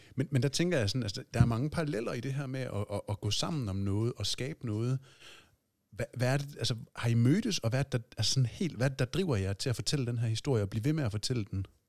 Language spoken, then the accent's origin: Danish; Aabenraa, Southern Denmark, Denmark; moved away; Jeg er selv fra Åben Rå